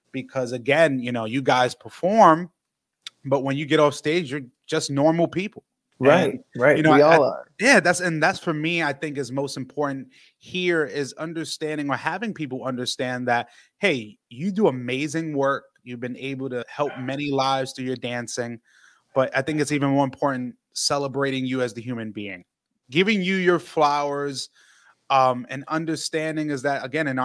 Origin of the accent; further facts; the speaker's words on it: New York, United States; for me being a New Yorker